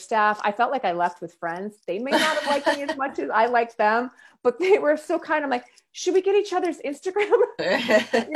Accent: United States; as an American

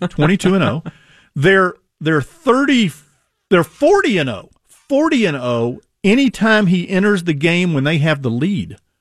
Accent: Houston, Texas, United States; moved away; I grew up in Houston

